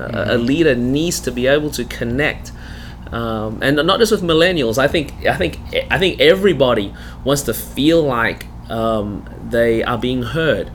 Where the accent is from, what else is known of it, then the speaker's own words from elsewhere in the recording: Melbourne, Victoria, Australia; accent: Australian; now in South Carolina, United States; I was born in Melbourne. That's the reason my voice is this way